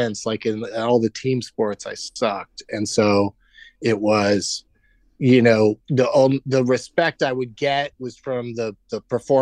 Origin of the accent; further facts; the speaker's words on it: San Diego, California, United States; I grew up in San Diego